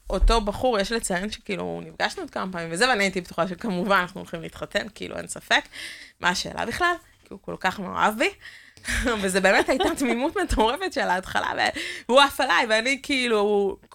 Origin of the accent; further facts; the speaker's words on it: Kiryat Motzkin, Haifa District, Israel; also born or lived in Netanya; now in Givatayim, Israel; כילדה שגדלה במוצקין